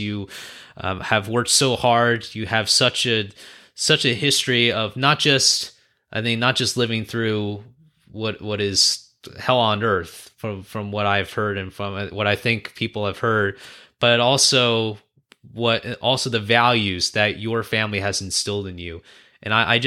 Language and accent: English; United States; I was born and raised here in the States.